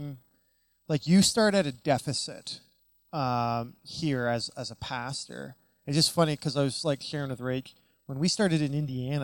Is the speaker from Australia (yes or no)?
no; Canada; moved away as an adult; also born or lived in United States; now in Vancouver, Canada; being Canadian growing up, but working in the U.S. for 11 years and then coming back to Canada